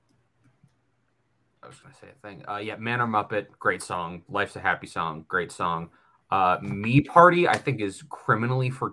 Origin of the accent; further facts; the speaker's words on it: Canada; as a Canadian